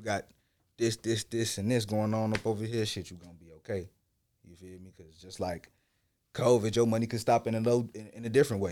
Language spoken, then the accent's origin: English; Chicago, Illinois, United States; also born or lived in Ghana; growing up in Chicago